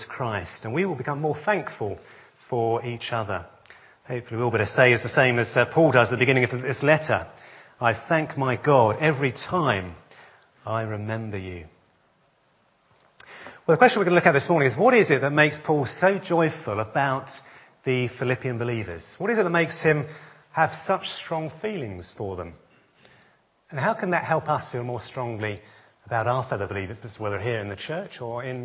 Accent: Essex, East of England, United Kingdom; born and brought up in Essex, like myself.

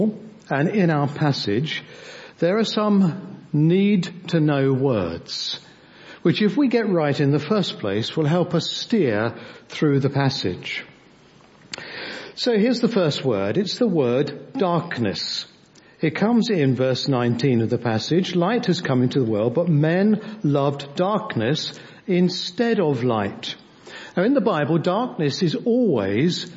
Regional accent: Devon, South West England, United Kingdom; we come from Devon

